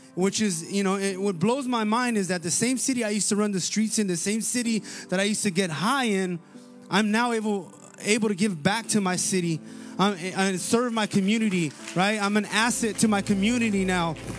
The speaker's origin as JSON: {"language": "English", "town": "Paramount", "region": "California", "country": "United States", "tie": "born or raised there", "said": "some of my best memories, uh, that I have growing up in Paramount was, uh, was playing sports"}